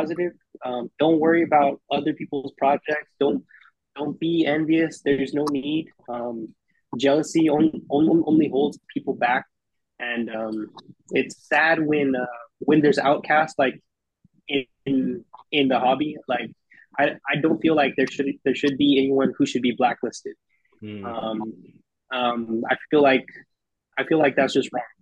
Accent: Texas, United States; I grew up a certain way. I'm from Texas

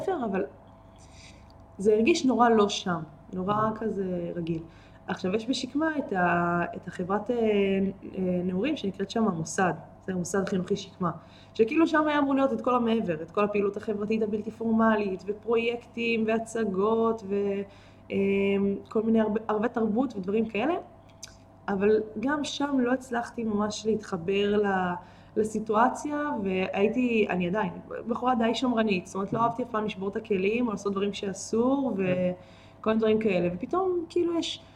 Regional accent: Israel; הקיבוץ באמת היה מאוד מאוד מאוד דל בילדים, בתקופה כן. שאנחנו גדלנו בה

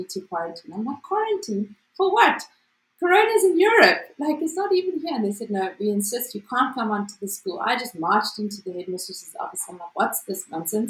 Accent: South Africa; As a South African

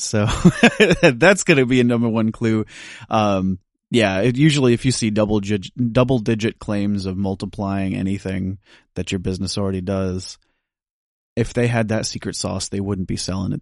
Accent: United States; I'm from the United States

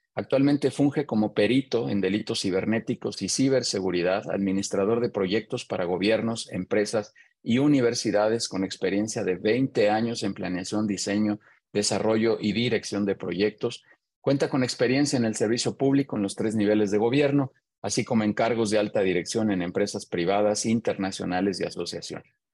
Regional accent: Mexico; soy mexicano

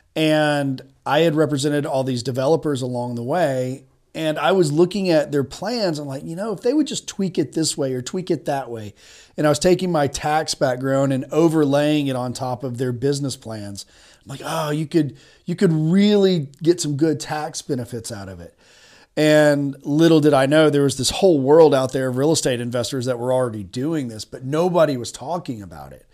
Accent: Chattanooga, Tennessee, United States; also born or lived in Birmingham, Alabama / Washington, D.C. / Nashville, Tennessee; I grew up in Tennessee. I'm from East Tennessee, Chattanooga in particular

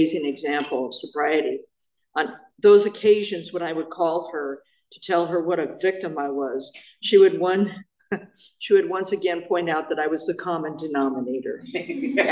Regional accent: Apple Valley, California, United States; I'm from the beautiful metropolis of Apple Valley.

